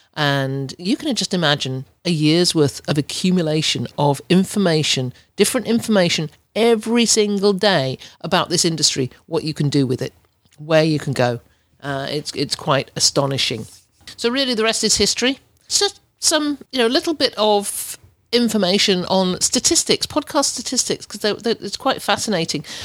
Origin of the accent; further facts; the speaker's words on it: England, United Kingdom; accent: English; moved away as an adult; also born or lived in Ontario, Canada; As you can tell by my accent, I'm, I'm English. I was born and brought up in England until two thousand and three, when I moved to, to Ontario